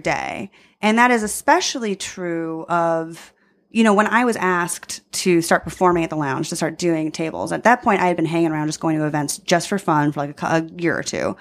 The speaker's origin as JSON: {"language": "English", "area": "Long Island", "region": "New York", "country": "United States", "tie": "born or raised there", "moved": "yes", "lives_now": "Chicago, United States", "said": "I'm from Long Island"}